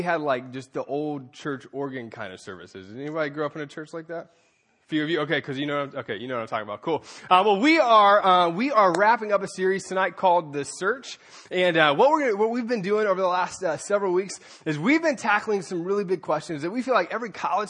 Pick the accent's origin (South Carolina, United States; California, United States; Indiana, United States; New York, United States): South Carolina, United States; Anderson; I grew up in Anderson, South Carolina